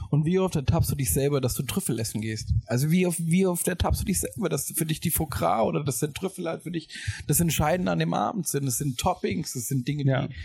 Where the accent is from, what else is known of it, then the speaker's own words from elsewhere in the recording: Mainz, Rhineland-Palatinate, Germany; das ist so ein bisschen halt irgendwie Mainz, meine Heimat.